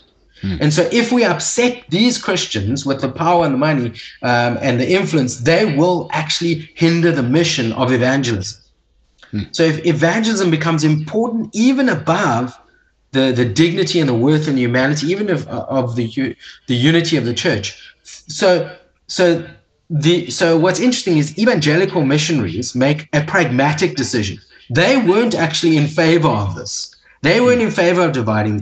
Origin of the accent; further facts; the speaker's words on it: South Africa; as an English-speaking South African